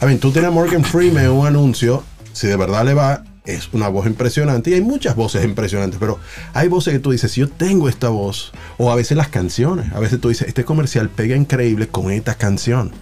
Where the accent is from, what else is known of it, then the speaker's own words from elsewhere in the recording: Dominican Republic; no me veían como dominicano